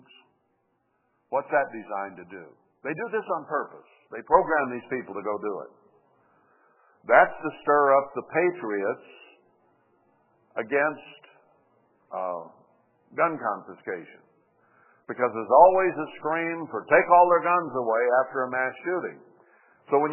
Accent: United States; us as American people.

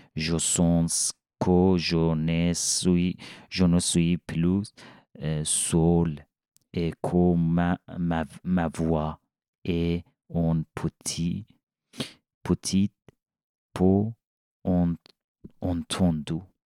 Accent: Iran; French is a second language; moved away as an adult; now in Switzerland; Je viens d'Iran

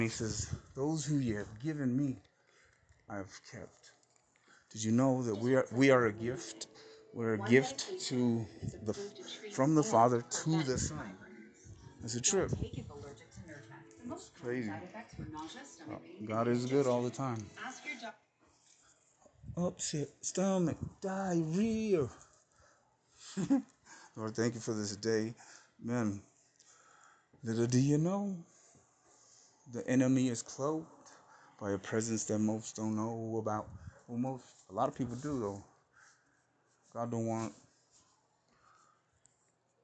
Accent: T-Town / Arizona, United States; when I was little, mobbing with the homies down 6th Avenue in T-Town. I'm coming from the Reds, coming from Sales, Arizona, to T-Town, to my mom

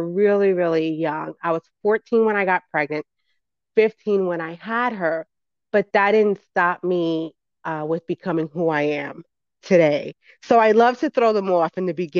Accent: New York City, New York, United States; I grew up in the Bronx, New York.

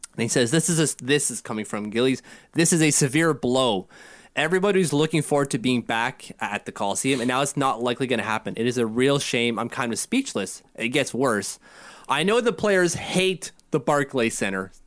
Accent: Ottawa, Ontario, Canada; that's our public health wing here in Ottawa

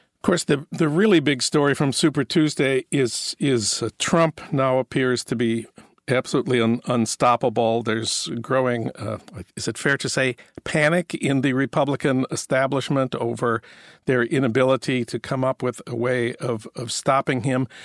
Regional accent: St. Paul, Minnesota, United States; moved away; my hometown of St. Paul

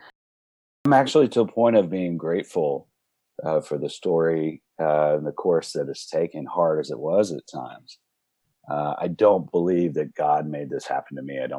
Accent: Dallas, Texas, United States; also born or lived in Austin, Texas / Fort Worth, Texas; Now we are in Fort Worth. I grew up in Dallas.

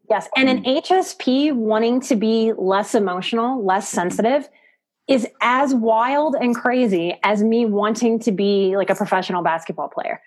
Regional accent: New Orleans, Louisiana, United States; I'm from New Orleans.

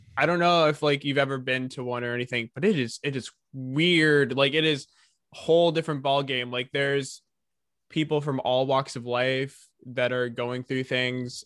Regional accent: California, United States; I was born in California

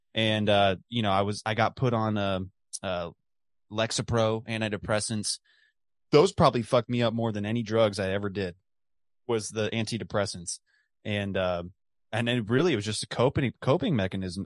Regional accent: The Colony, Texas, United States; my hometown of the colony, Texas, just outside of Dallas.

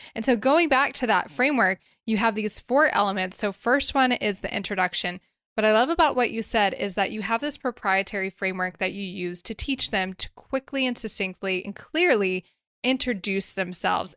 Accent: Nashville, Tennessee, United States; my hometown of Nashville

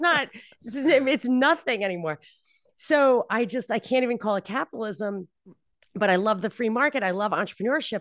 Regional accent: New York, United States; moved away; also born or lived in Texas; I was from New York

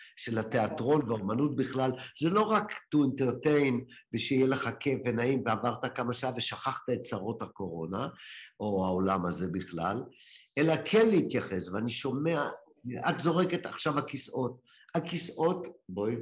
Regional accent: Ramla, Central District, Israel; הייתי בחוג דרמטי כנער ברמלה

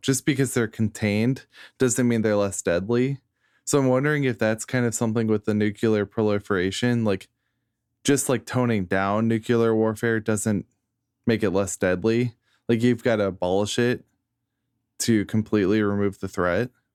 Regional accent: United States; as an American who is alive in the year of our Lord twenty twenty

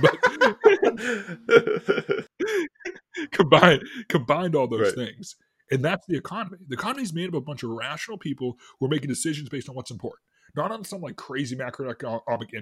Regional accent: Boston, Massachusetts, United States; I'm from Boston

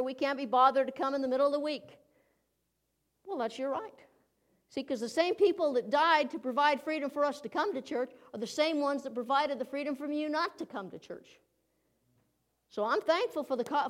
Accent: United States; as an American citizen

